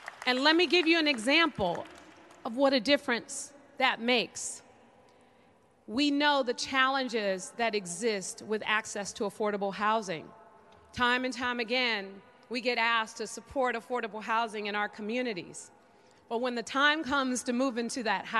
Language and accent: English; San Francisco, California, United States; growing up in San Francisco